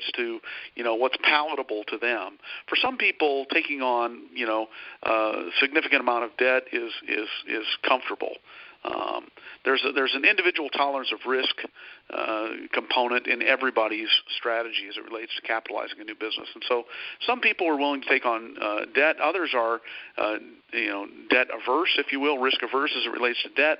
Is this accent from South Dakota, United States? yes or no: yes; South Dakota, United States; moved away as an adult; also born or lived in Minneapolis; now in Dallas-Fort Worth, United States; I hail from a small town in South Dakota, of all places